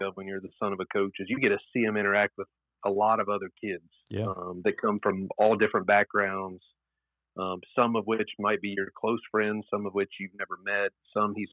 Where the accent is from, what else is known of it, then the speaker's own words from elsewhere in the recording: Athens, Ohio, United States; I grew up in Athens, Ohio, and no one in my family had been to college.